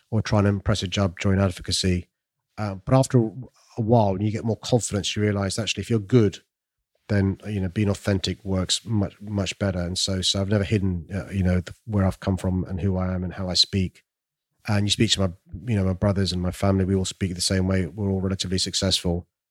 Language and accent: English; London, United Kingdom; I'm from South London, raised in a council estate